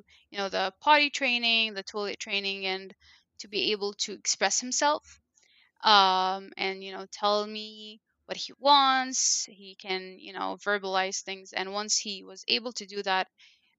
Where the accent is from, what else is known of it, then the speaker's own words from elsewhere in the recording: Cairo, Cairo Governorate, Egypt; first language Arabic (Egyptian Arabic); English is a second language; moved away as an adult; now in Columbus, United States; I was born and raised in Egypt, which is a Middle Eastern country, and they talk Arabic, but it's an Egyptian